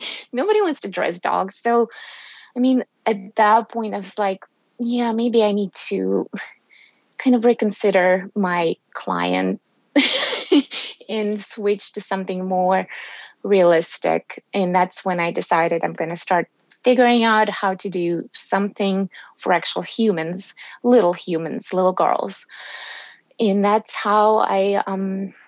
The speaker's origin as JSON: {"language": "English", "country": "Russia", "tie": "born or raised there", "also_born_or_lived": "Texas, United States", "moved": "as an adult", "lives_now": "Tennessee, United States", "said": "growing up in Soviet Union and post-Soviet Russia"}